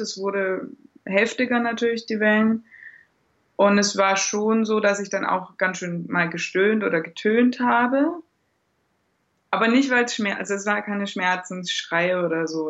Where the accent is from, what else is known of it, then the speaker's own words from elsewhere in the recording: Germany; moved away as an adult; now in Austria; Ich komme eigentlich aus Deutschland